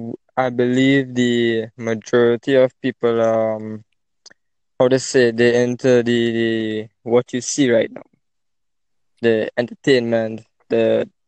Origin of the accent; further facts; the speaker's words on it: Trinidad & Tobago; I'm from Trinidad and Tobago.